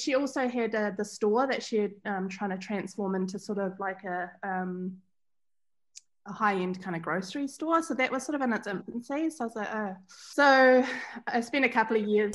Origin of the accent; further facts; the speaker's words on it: Bendigo Station, Central Otago, New Zealand; I grew up on Bendigo Station, which is a sheep station in central Otago.